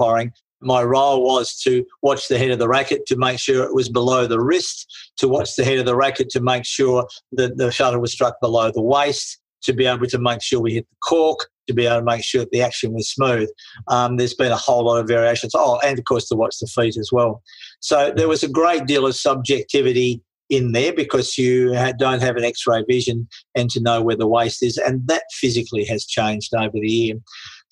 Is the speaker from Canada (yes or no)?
no; Tasmania, Australia; I come from Tasmania